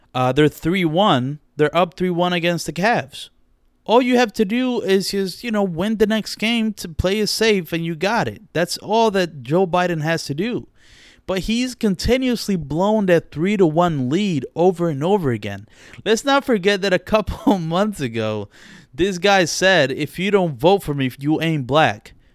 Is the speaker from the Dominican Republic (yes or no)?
yes; Dominican Republic; accent: Dominican; my Dominican accent slips out